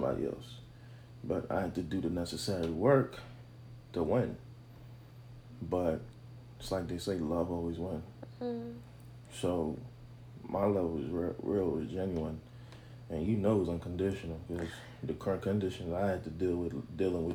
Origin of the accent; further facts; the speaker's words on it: Haiti; I'm from Haiti.